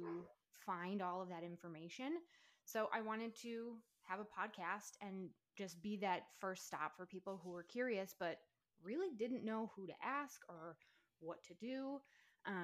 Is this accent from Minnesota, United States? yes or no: yes; Minnesota, United States; now in Alabama, United States; So I am originally from Minnesota, moved to Alabama